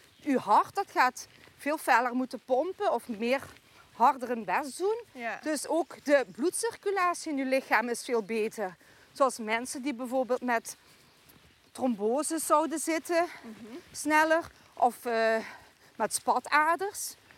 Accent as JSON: {"language": "Dutch", "area": "Poeteren", "region": "Flanders", "country": "Belgium", "tie": "born or raised there", "moved": "as an adult", "lives_now": "Stevensweert, Netherlands", "said": "Ik ben altijd opgegroeid in de Poeteren. Dus hier in dit dorp Doreen, waar wij vandaag wandelen"}